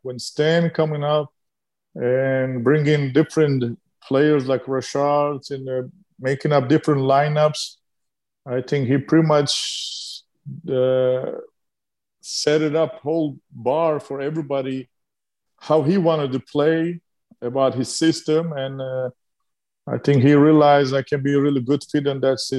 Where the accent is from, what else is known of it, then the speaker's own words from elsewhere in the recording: Turkey; English is a second language; moved away; when I growing up in Turkey